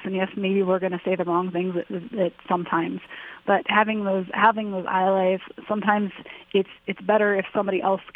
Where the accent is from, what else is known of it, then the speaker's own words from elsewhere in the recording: Akron, Ohio, United States; Growing up in Akron, Ohio